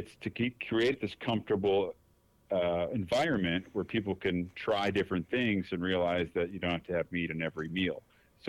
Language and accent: English; Detroit, Michigan, United States; now in Dallas, United States; I'm from Detroit, right? I live in Dallas